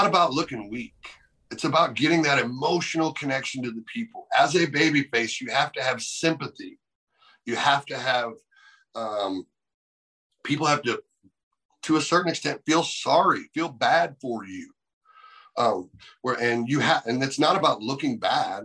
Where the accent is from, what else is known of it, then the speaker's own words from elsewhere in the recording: United States; I'm an American